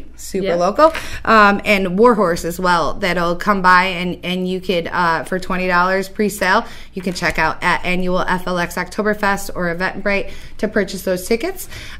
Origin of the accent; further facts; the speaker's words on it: Geneva, New York, United States; I'm born and raised in Geneva, New York, and I lived all over the state most of my years in New York City. Came back about 2 years ago